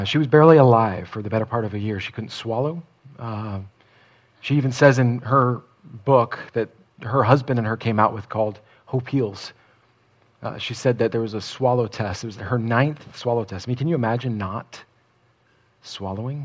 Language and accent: English; New Jersey, United States; I grew up in Central Jersey